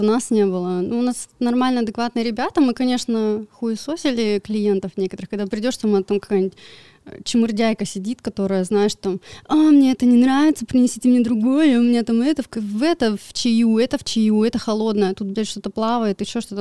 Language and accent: Russian; Chunsky, Irkutsk Oblast, Russia; moved away as an adult; also born or lived in Krasnoyarsk; я из э, поселка Чунский, это под Иркутской областью, там за Братском, за Тайшетом, просто вот в самых ебунях. И в 18 лет переехала в Красноярск учиться